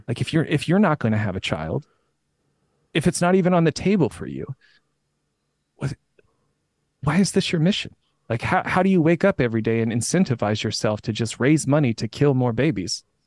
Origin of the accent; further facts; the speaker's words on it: Indiana, United States; moved away; I'm from Indiana originally